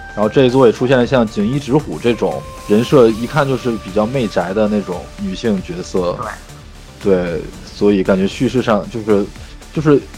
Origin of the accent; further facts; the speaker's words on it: China; 作为一个中国人来说